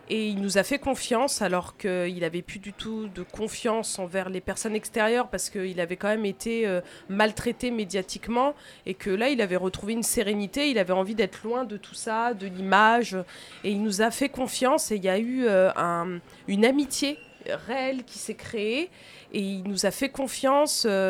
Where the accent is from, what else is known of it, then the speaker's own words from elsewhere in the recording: Tours, Centre-Val de Loire, France; now in Angers, France; Je suis née à Tours